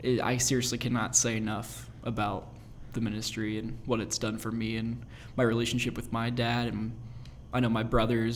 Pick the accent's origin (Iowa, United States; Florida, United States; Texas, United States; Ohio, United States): Ohio, United States; West Chester; I am 20 years old. I'm from Westchester, Ohio.